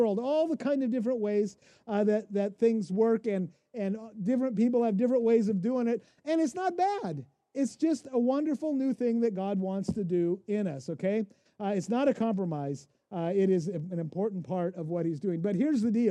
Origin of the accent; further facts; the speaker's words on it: Pacific Northwest, United States; moved away; also born or lived in Kansas City, Missouri; I grew up in the Pacific Northwest.